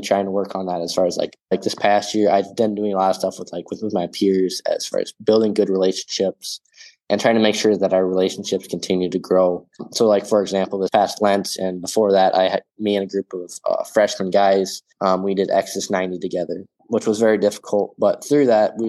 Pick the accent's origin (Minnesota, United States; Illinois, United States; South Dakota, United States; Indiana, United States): South Dakota, United States; small town; my call to be a missionary is to just be a missionary in my hometown, in my home parish